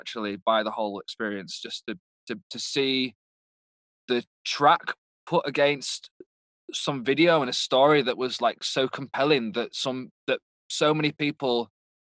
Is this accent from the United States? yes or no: no; United Kingdom; moved away; I'm obviously British